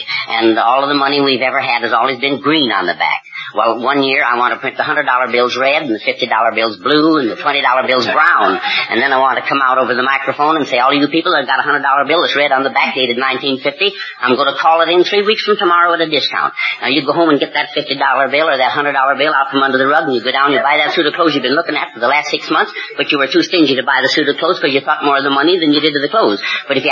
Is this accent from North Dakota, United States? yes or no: no; Iowa, United States; I'm from Iowa